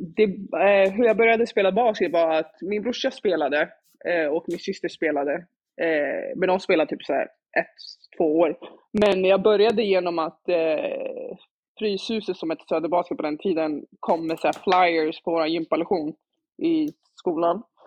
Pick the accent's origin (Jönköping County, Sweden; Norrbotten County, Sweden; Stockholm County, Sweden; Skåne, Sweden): Stockholm County, Sweden; Stockholm; jag växte upp i Dalen med mina barndomskompisar